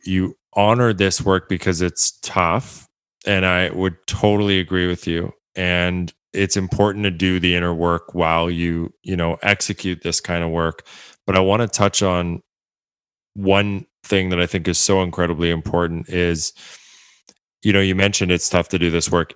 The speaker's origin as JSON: {"language": "English", "town": "Edmonton", "region": "Alberta", "country": "Canada", "tie": "born or raised there", "said": "my hometown, my home city, Edmonton, Alberta, Canada"}